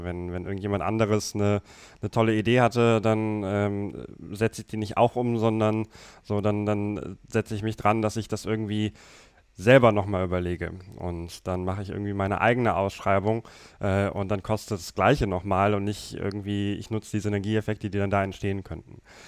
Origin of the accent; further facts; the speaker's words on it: Germany; bei uns in Deutschland